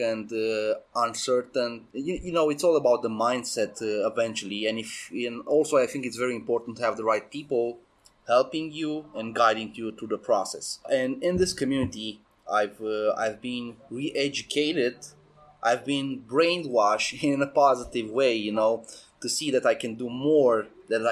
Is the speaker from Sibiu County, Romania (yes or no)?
yes; Sibiu, Sibiu County, Romania; I'm from Romania, from Sibiu, which is the center of Romania in Transylvania